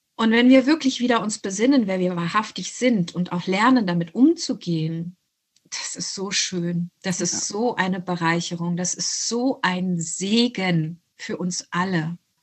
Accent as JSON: {"language": "German", "town": "Hanau", "region": "Hesse", "country": "Germany", "tie": "born or raised there", "also_born_or_lived": "unnamed country under a dictatorship (birthplace)", "said": "wir sind in Hanau äh, angesiedelt bei meiner deutschen Großmutter"}